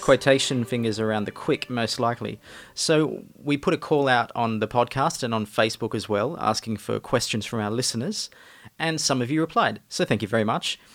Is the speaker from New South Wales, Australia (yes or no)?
yes; northern New South Wales, Australia; now in Melbourne, Australia; I'm from the northern New South Wales part of Australia. but now live in Melbourne